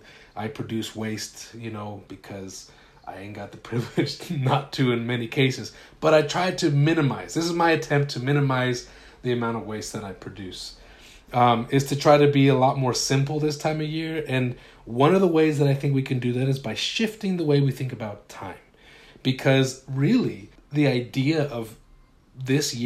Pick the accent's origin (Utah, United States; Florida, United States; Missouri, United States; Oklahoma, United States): Utah, United States; I grew up in Utah